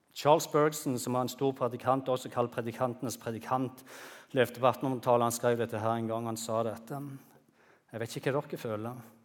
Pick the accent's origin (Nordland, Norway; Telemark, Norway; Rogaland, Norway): Rogaland, Norway; Bryne; hjemme på Bryne